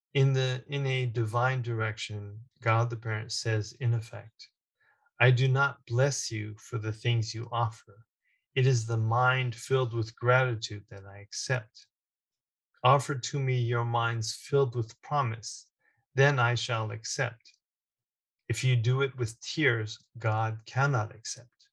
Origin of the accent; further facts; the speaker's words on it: United States; being born and raised in the United States